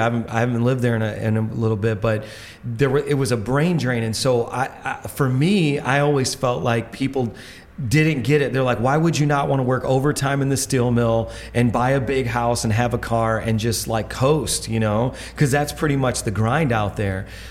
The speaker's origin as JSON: {"language": "English", "region": "Indiana", "country": "United States", "moved": "yes", "lives_now": "New York, United States", "said": "I'm from Indiana"}